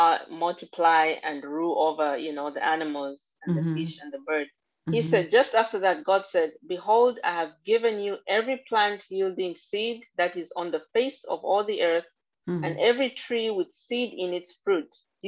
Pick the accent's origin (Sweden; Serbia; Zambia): Zambia; now in United States; I'm actually originally from Zambia, Central Africa